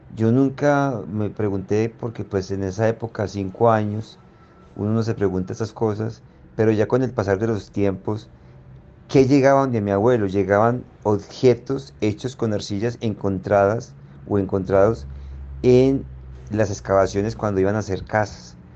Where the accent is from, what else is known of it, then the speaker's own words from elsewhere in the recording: Zarzal, Valle del Cauca, Colombia; las casas de Zarzal, donde yo nací